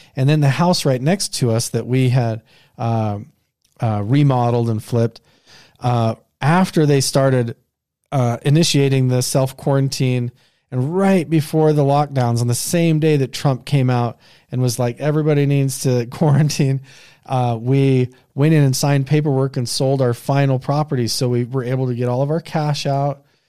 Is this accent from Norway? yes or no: no; Southeast Idaho, United States; the place that I grew up in Southeast Idaho